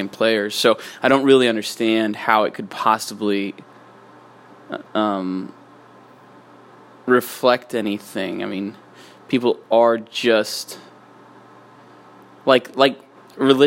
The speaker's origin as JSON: {"language": "English", "region": "Utah", "country": "United States", "tie": "born or raised there", "said": "I grew up in Utah."}